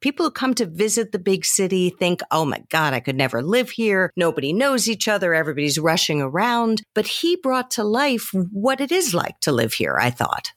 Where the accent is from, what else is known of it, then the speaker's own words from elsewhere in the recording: New York City, New York, United States; my hometown of New York City